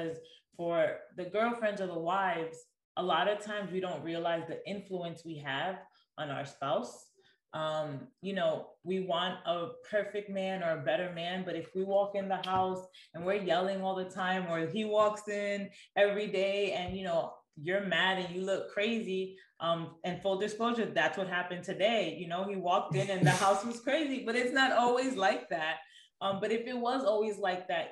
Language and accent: English; New York, United States; moved away as an adult; now in Texas, United States; We are from New York and we've been in Texas for 3 years